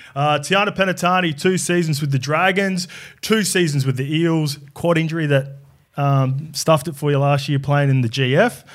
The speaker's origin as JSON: {"language": "English", "region": "New South Wales", "country": "Australia", "tie": "born or raised there", "also_born_or_lived": "New Zealand", "said": "I'm Kiwi, but I grew up in New South Wales"}